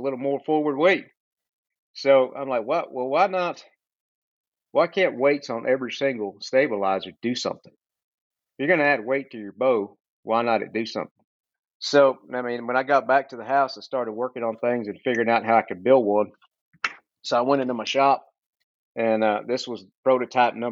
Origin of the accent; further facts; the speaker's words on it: Central Texas, United States; I'm from Texas, Central Texas, born and raised